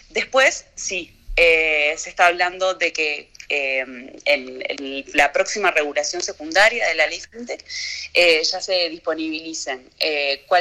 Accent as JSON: {"language": "Spanish", "country": "Uruguay", "said": "Bien, eh, obviamente nosotros somos uruguayos."}